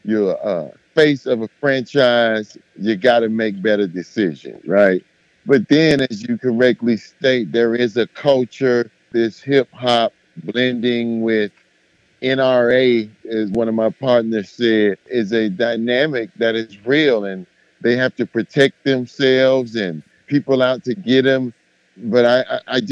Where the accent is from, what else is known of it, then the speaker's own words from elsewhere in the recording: Miami, Florida, United States; I'm from Miami, and I'm from the hood in Miami